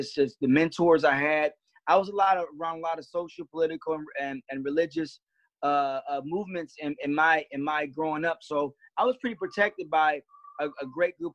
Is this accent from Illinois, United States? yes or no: no; Detroit, Michigan, United States; also born or lived in West Bloomfield, Michigan; I grew up in Detroit. I also grew up in West Bloomfield